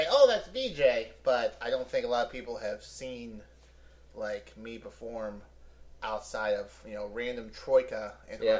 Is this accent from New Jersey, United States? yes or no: no; Pottstown, Pennsylvania, United States; I grew up in Pottstown, Pennsylvania